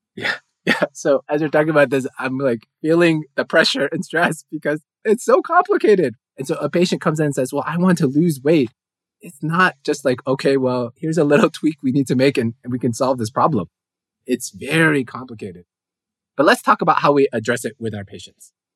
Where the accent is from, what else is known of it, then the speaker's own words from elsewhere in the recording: United States; as an American